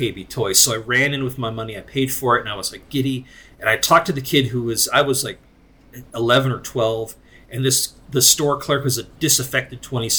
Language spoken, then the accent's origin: English; Scranton, Pennsylvania, United States; I was born and raised in Scranton